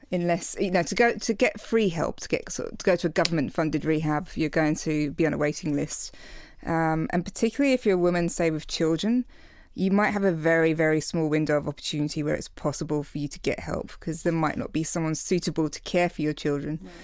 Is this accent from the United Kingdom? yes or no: yes; England, United Kingdom; now in Australia; I'm English, so, you know, we, it's a culture of slamming back tons of shots